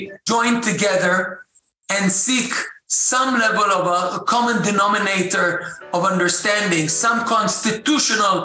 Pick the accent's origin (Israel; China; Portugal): Israel; Jerusalem, Jerusalem District; I'm from Jerusalem originally, and I'm speaking to you right now from Jerusalem